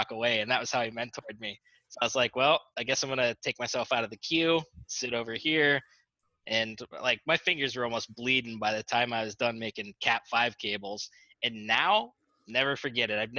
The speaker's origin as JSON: {"language": "English", "town": "Warren", "region": "Pennsylvania", "country": "United States", "tie": "born or raised there", "also_born_or_lived": "DuBois, Pennsylvania", "said": "I grew up in Warren, Pennsylvania."}